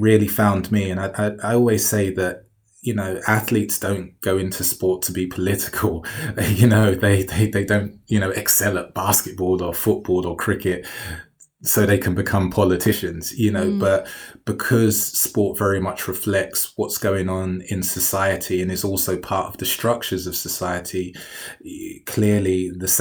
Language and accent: English; London, United Kingdom; I grew up in Newham in East London